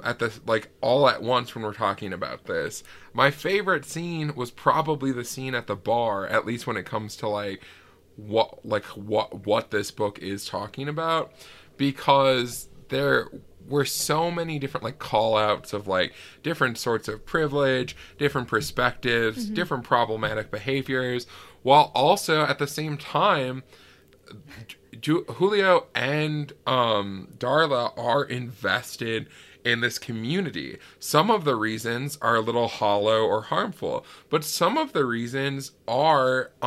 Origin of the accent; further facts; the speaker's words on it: Ely, Minnesota, United States; moved away; this place that I grew up in Ely